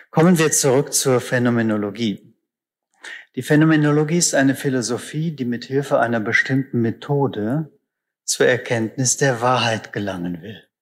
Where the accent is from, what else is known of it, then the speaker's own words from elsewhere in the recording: Northern Germany, Germany; ich komme aus Norddeutschland, da heißt es einfach ganz nüchtern, der Krankenwagen.